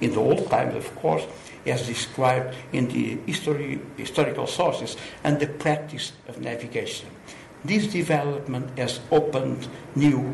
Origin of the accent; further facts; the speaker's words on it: Lisbon, Portugal; I was born in Lisbon, Portugal, 69 years ago